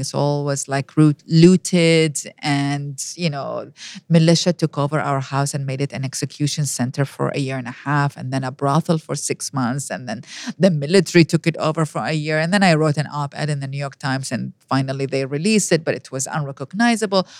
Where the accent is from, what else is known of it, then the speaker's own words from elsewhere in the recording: Iraq; first language Arabic; English is a second language; moved away as an adult; now in United States; I was born and raised in Iraq.